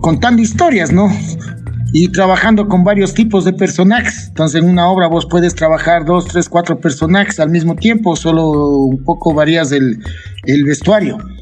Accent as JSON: {"language": "Spanish", "town": "Ibarra", "region": "Imbabura", "country": "Ecuador", "also_born_or_lived": "Quito"}